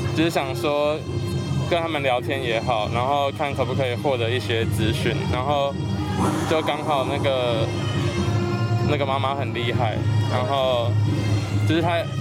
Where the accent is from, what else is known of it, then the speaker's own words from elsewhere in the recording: Hsinchu, Taiwan; 我是新竹人